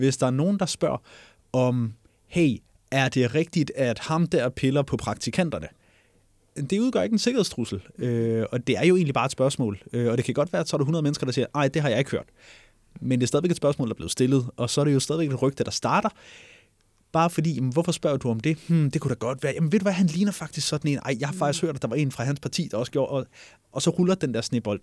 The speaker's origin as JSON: {"language": "Danish", "region": "Jutland", "country": "Denmark", "moved": "yes", "said": "jeg er, som dialekt nok har afsløret det, hjemme fra Jylland"}